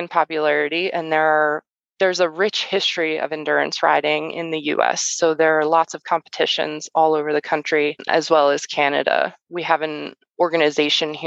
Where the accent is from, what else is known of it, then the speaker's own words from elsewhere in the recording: New Jersey, United States; moved away as an adult; We're from New Jersey